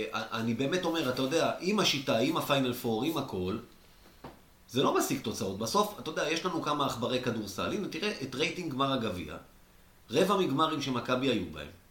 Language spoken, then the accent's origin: Hebrew; Israel; אני ישראלי